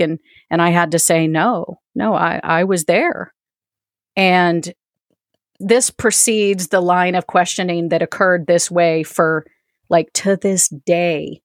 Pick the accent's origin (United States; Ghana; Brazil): United States; East Coast; moved away; also born or lived in Denver; I am originally from the East Coast